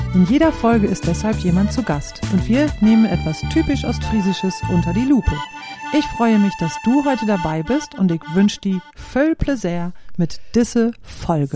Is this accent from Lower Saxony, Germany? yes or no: yes; Klostermoor, Lower Saxony, Germany; moved away as an adult; Aufgewachsen bin ich in Klostermoor im Landkreis Leer.